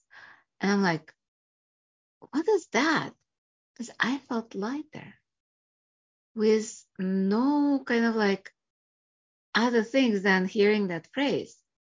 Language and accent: English; Russia; also born or lived in Chicago area, United States; now in United States; I was born in Russia, came here, and became a doctor, family practice in Chicago area